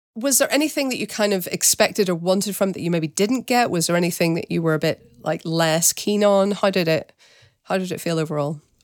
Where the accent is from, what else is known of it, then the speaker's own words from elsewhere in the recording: Northern Ireland, United Kingdom; my hometown in Northern Ireland